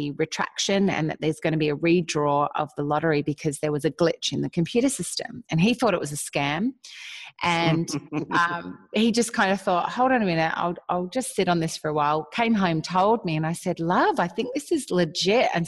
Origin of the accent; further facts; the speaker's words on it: Australia; moved away as an adult; now in Nashville, United States; I am Australian, and my husband and I moved to Nashville, Tennessee 8 years ago